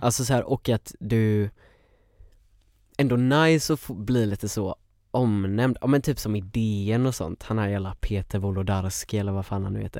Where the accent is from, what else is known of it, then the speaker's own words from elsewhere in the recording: Sävedalen, Västra Götaland, Sweden; Jag är från Sävedalen.